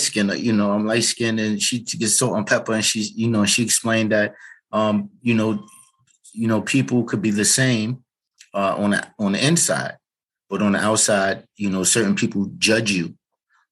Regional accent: New York City, New York, United States; also born or lived in Harlem, New York; And then we moved to the Bronx when we were about 5 years old. And that's where I grew up at.

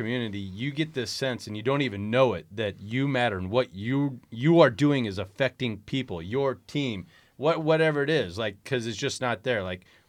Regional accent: Lynch, Nebraska, United States; or I'm from Lynch

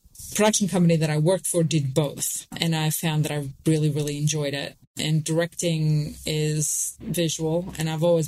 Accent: Sydney, New South Wales, Australia; accent: Australian; moved away as an adult; also born or lived in New York / Pennsylvania; When I first moved from Sydney, I moved to New York

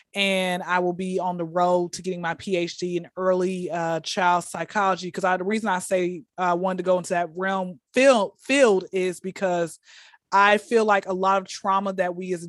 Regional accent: Atlanta, Georgia, United States; Born and raised in Atlanta. I'm a recent graduate from Clark Atlanta.

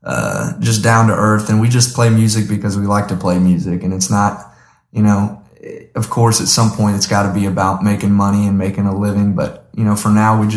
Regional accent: Huffman, Texas, United States; also born or lived in Aldine, Texas; I'm from Huffman, Texas, baby, way down in the sticks, not too far from here, actually, right across the bridge. Grew up there from fourth grade and graduated there, and I actually came from Aldine, Westfield

